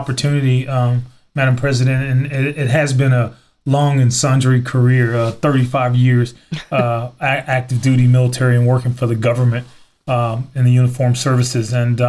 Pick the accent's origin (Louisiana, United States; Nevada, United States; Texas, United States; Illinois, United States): Louisiana, United States; West Monroe; moved away as an adult; also born or lived in Anchorage, Alaska; I'm from the Delta, Northeast Louisiana, the Mississippi Delta area where the Doug Dynasty guys are from, actually from West Monroe, Louisiana. So if one can imagine leaving Louisiana in 1987 and around October, headed to Anchorage, Alaska.